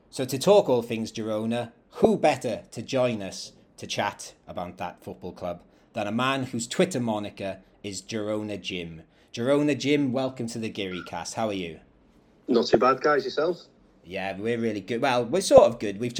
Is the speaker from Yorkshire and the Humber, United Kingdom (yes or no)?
no; Wales, United Kingdom; that I used to see going over the River Taff in my hometown in South Wales.